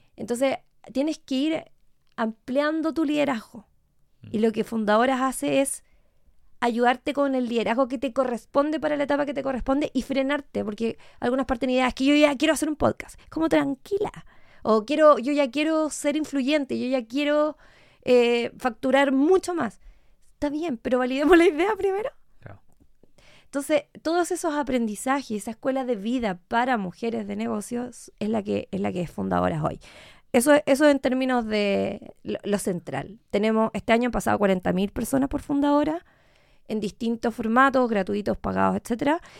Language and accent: Spanish; Puerto Montt, Los Lagos, Chile; moved away as an adult; also born or lived in Temuco, Chile / Córdoba, Argentina; now in Santiago, Chile; después de haber vivido en Puerto Montt hasta los 18